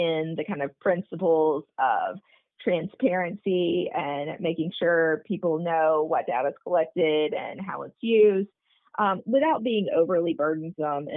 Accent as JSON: {"language": "English", "region": "South Alabama", "country": "United States", "said": "I'm from South Alabama, which is peanut country"}